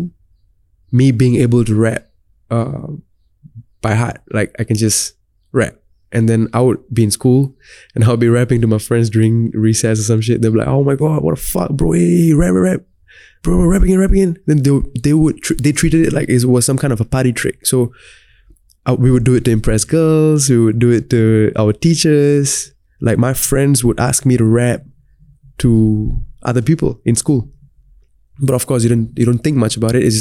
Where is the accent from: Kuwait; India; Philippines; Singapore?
Singapore; being a Singaporean, growing up in Singapore, laid the foundation for me to be well-versed in both Tamil and English.